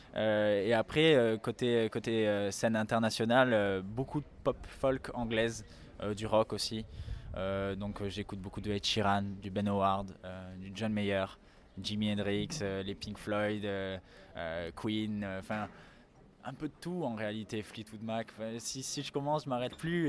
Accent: France; je suis né en France, mais mes deux parents euh, sont d'origine polonaise

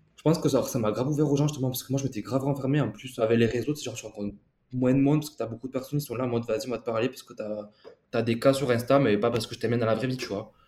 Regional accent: Tarn, Occitania, France; moved away as an adult; now in Uruguay; je n'allais pas rester chez moi euh, dans le Tarn

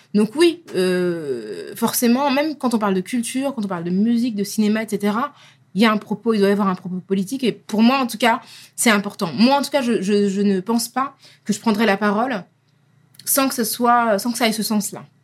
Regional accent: France; on est français

